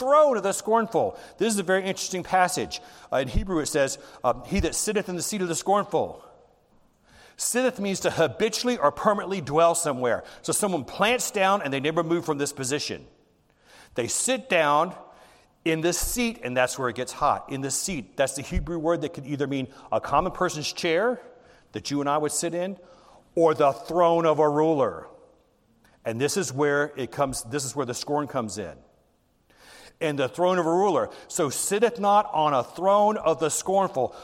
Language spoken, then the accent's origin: English; the South, United States; I grew up in the South, and when I was in the elementary school, you get a whooping from the principal